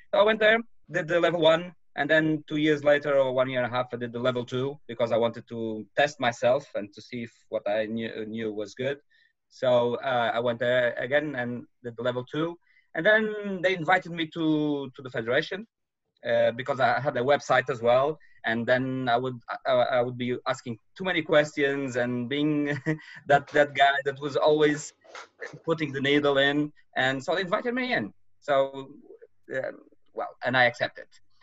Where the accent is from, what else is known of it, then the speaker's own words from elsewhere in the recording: Madeira, Portugal; moved away as an adult; now in mainland Portugal; I'm from Madeira. An island belongs to Portugal